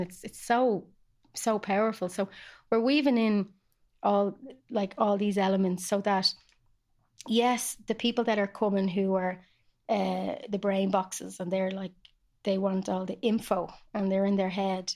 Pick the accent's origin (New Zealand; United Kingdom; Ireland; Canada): Ireland; I love doing healing on Irish lands as an Irish woman